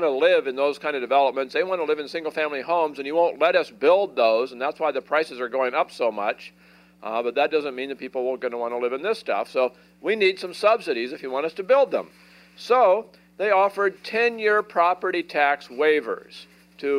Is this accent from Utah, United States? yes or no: no; Portland, Oregon, United States; I live in Oregon, and I grew up in Portland